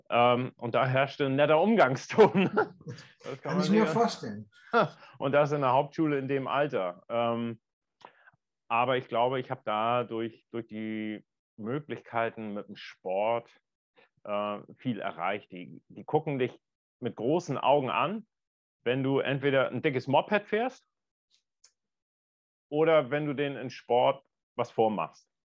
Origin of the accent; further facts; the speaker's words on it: Northern Germany, Germany; als, als Norddeutscher.